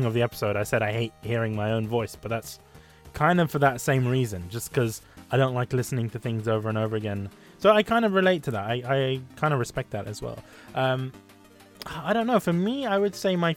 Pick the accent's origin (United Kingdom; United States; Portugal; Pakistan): United Kingdom; I'm British and I was born here and I still can't speak English.